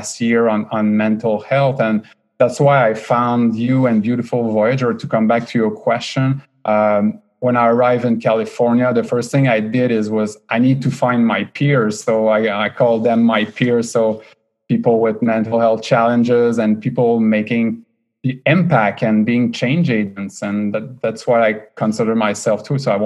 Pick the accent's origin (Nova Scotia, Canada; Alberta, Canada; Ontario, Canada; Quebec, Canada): Quebec, Canada; Quebec City; accent: French-Canadian; first language French; English is a second language; moved away as an adult; also born or lived in Montreal / Boston; now in Bay Area, United States; I was born and raised in Quebec City in Canada. So French Canadian.